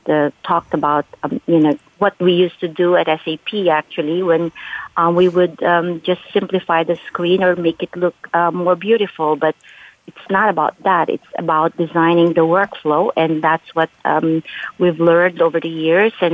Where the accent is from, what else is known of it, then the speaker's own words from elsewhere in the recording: California, United States; And because they know I'm from the Silicon Valley